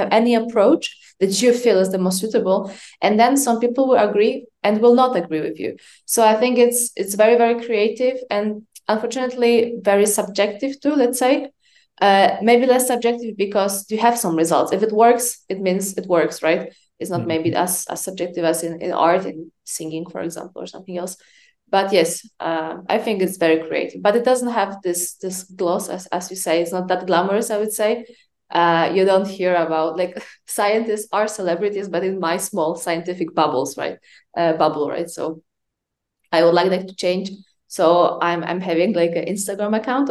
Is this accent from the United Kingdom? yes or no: no; Poland; moved away; also born or lived in France; I'm Polish. I was born and raised for the most part in Poland